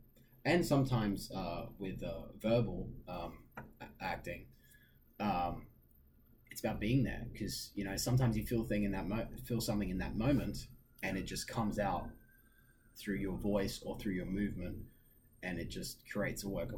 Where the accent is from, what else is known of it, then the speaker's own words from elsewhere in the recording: Oman; now in New York, United States; I think I had a mindset coming to New York, just from my own experiences in my hometown in Oman.